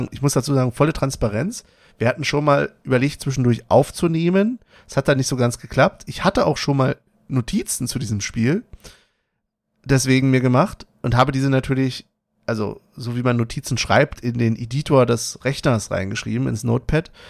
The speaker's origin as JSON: {"language": "German", "region": "Berlin", "country": "Germany", "said": "du bist aus Frankfurt, du, ich bin Berliner, Unioner."}